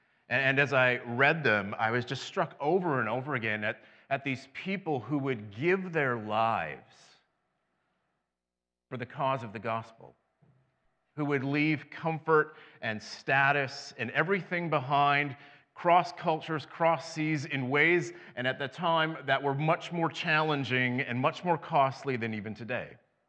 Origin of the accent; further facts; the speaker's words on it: Western Canada, Canada; now in Central Canada; I did something far more scary. I came from Western Canada to Central Canada. That's way worse.